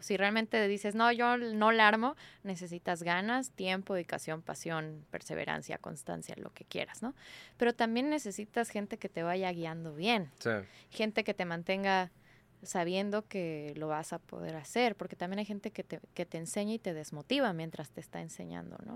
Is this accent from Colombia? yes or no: no; Mexico City, Mexico; Yo soy de la Ciudad de México